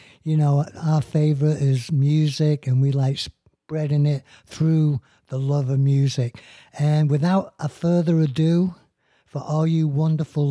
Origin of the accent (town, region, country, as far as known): Manchester, North West England, United Kingdom